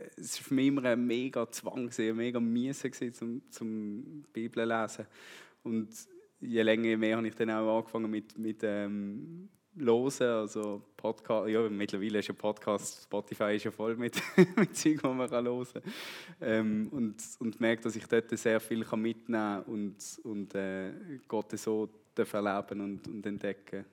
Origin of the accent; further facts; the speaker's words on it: Switzerland; also born or lived in Brazil; ich bin hier in, in der Gemeinde eigentlich aufgewachsen mit Jungschi und, und Kigo und Teensklasse